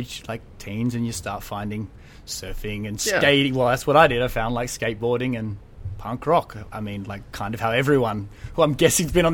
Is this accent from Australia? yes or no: yes; Adelaide, South Australia, Australia; I grew up in Adelaide